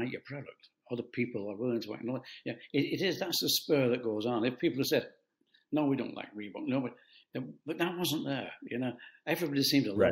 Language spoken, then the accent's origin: English; United Kingdom; I'm a Brit, I'm a European